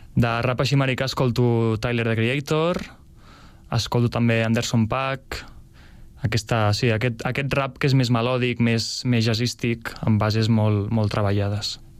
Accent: Escaldes-Engordany, Andorra; moved away as an adult; now in Sabadell, Spain; vaig néixer aquí a Sabadell, però per feina del meu pare vam anar a viure a Andorra tota la família i clar, he viscut allà dels dos anys als 18.

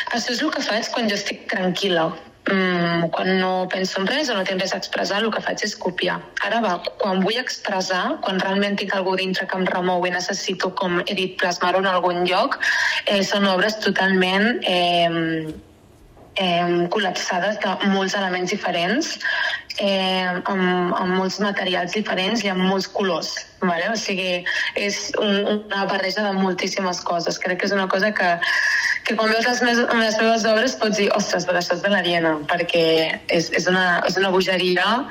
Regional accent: Castellar del Vallès, Catalonia, Spain; soc de castellà

